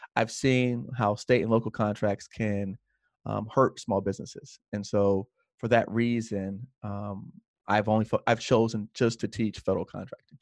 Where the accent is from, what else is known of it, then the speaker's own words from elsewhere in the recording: Miami, Florida, United States; when I was twelve or thirteen, my parents bought a second home, and then we moved into that second home, which was, uh, in an area called South Miami Heights